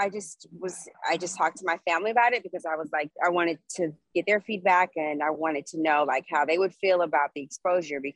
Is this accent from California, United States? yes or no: yes; Los Angeles, California, United States; moved away as an adult; also born or lived in New Orleans, Louisiana; I was born and raised here. I'm a native